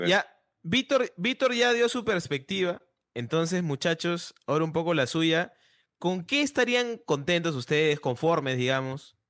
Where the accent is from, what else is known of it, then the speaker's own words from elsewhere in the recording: Peru; como peruano